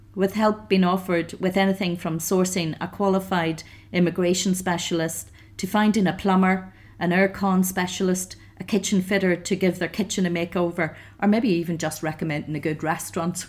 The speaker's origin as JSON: {"language": "English", "country": "Ireland", "moved": "as an adult", "lives_now": "Algarve, Portugal", "said": "I'm an Irish redhead"}